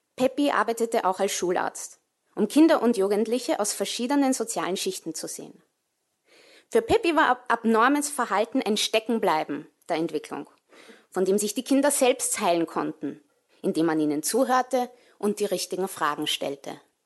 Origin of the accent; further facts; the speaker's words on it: Vienna, Austria; moved away as an adult; also born or lived in New York City, United States / England; ich bin in Wien geboren und aufgewachsen